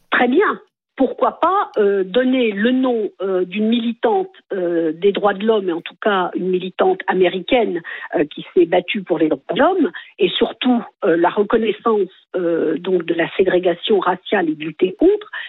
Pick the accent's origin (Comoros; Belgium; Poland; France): France; Oui, ben moi je dis pas je suis blanche et je suis française. Je suis française tout court.